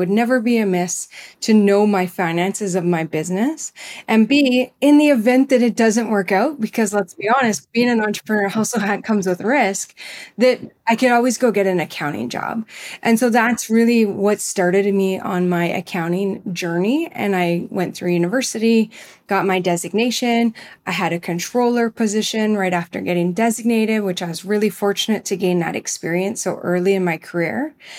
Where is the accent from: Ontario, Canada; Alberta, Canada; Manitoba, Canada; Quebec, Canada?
Manitoba, Canada; the hub of all things greenhouse and flower related for that general area where I grew up in Manitoba and Canada.